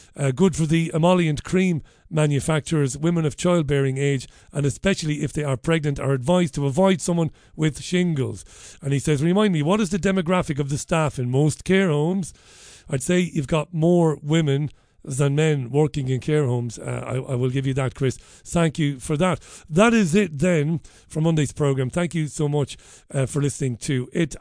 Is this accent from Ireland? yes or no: yes; Waterford, Munster, Ireland; I grew up in Ballybeig in Waterford in the seventies and early eighties